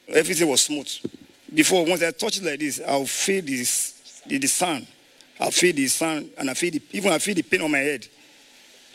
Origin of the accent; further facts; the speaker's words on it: Ijebu, Ogun State, Nigeria; I'm from Ijebu in Ogun State